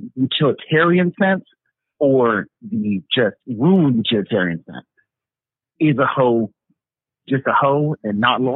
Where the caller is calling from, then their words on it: Milwaukee, Wisconsin, United States; Sending hate from Milwaukee.